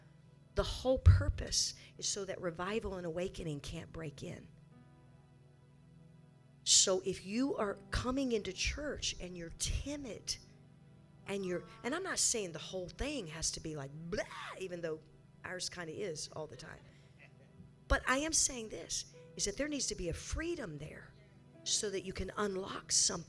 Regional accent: Arizona, United States; And I am from Arizona, and I am here with you in Texas.

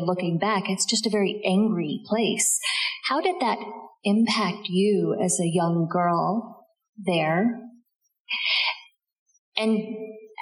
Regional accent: Mississippi, United States; moved away as an adult; I grew up in Mississippi as mixed race myself

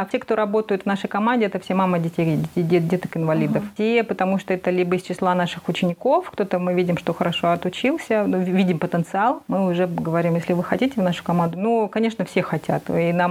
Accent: Kazakhstan; И когда я помню, я пришла в институт, и я увидела, что я одна, я одна казашка здесь

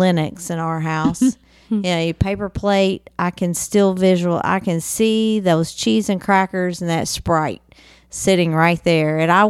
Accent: Western Kentucky, United States; I'm from Western Kentucky

